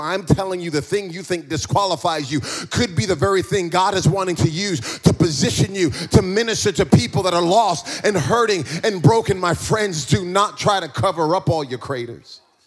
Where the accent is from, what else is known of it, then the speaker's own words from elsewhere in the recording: East Coast of America, United States; moved away; also born or lived in New Jersey; I grew up in, in, in, America and I grew up on the East Coast uh, of, of, America